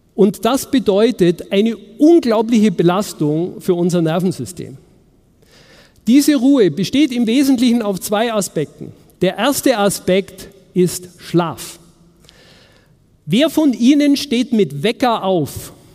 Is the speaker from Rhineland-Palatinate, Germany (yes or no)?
no; Munich, Bavaria, Germany; in München, wo ich herkomme